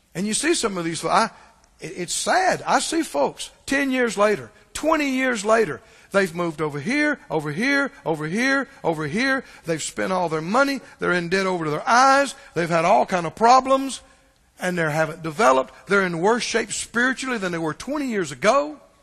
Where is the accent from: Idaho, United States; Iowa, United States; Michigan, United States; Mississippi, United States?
Mississippi, United States; I'm from Mississippi